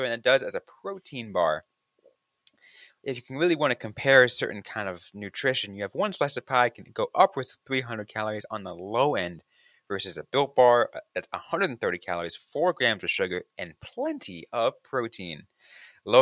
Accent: California, United States; growing up in California

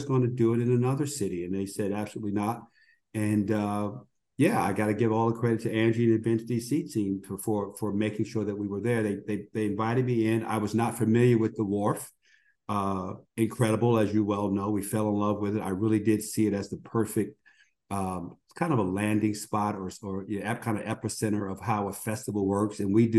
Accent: New Jersey, United States; also born or lived in Washington, D.C.; now in California, United States; I'm actually from New Jersey and live in California

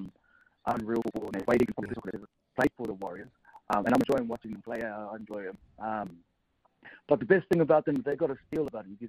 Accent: Queensland, Australia; But I'm a proud Queenslander. So I'm a Queenslander.

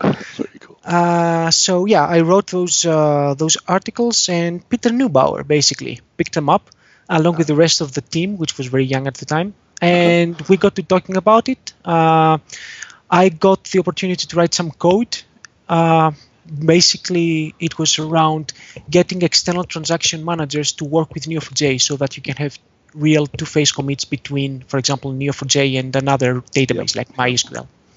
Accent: Athens, Attica, Greece; I come from Athens, Greece

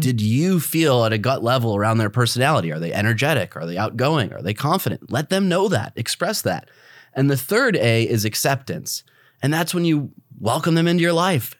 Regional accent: Midwest, United States; moved away; both of us blue-collar guys, we come from the Midwest

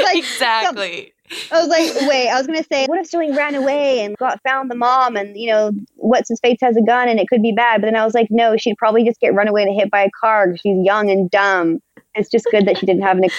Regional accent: Canada; as a Canadian

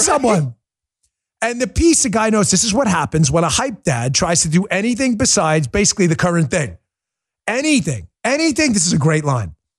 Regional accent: United States; I'm from the United States, not the U K or Australia

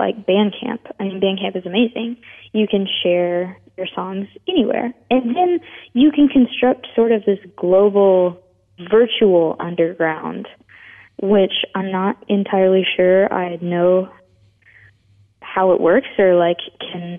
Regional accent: Memphis, Tennessee, United States; now in Nashville, United States; I was born in Memphis, and then we moved around a lot, but we moved back 1 year before I started kindergarten

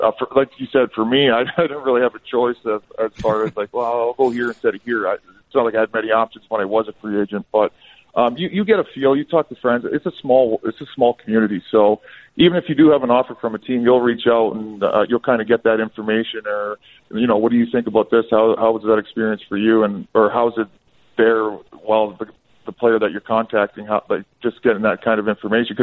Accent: Sault Ste. Marie, Ontario, Canada; I was from Sault Ste. Marie, so we played for the Greyhounds

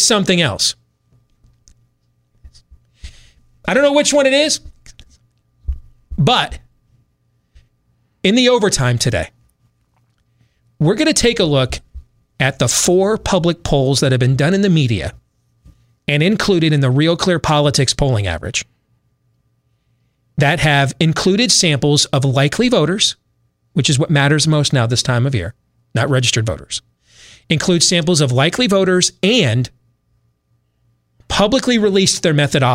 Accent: United States; I'm American.

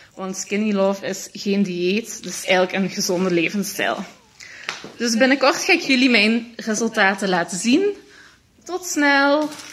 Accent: Limburg, Flanders, Belgium; Ik kom van Limburg.

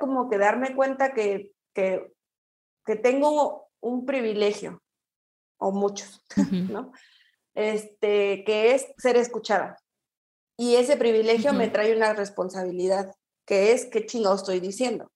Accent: Querétaro, Mexico; also born or lived in Mexico City / Toluca; now in Guadalajara, Mexico; yo soy queretana, yo nací, soy queretana

